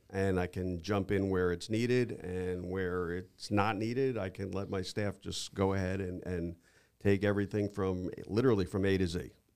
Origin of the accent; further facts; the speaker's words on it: New York, United States; moved away as an adult; now in Naples, United States; I'm originally from New York